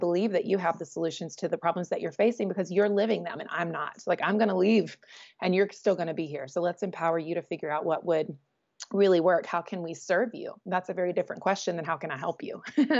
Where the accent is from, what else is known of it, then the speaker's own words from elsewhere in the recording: Southeast, United States; You know, growing up in the Southeast, you could sort of, if you're not from the South, you could sort of identify that, like, you know, this is like potentially redneck country.